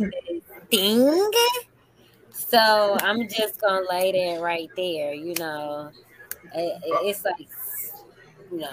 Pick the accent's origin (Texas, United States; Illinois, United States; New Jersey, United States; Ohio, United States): Illinois, United States; Chicago; also born or lived in Las Vegas; now in Atlanta, United States; I'm from Chicago. I know Midwest. how it is. We Midwest family